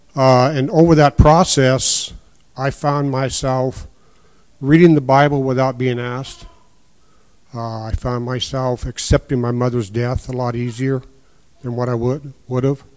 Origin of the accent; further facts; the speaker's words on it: Quincy, Washington, United States; also born or lived in Sunnyside, Washington; we moved to Quincy. Uh, it's where I grew up, went to school at, at Quincy until I graduated in 1969